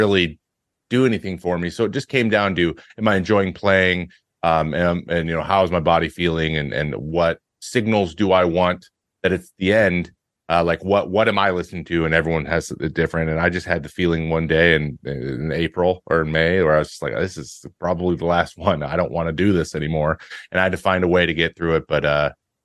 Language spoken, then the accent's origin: English; the Northwest, Pacific Northwest, United States; I'm from the Northwest